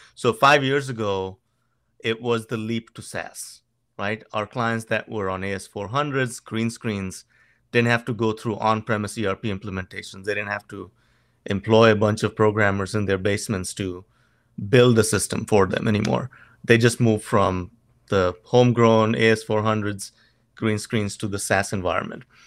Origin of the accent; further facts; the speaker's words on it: Goa, India; moved away as an adult; now in United States; in Goa, my hometown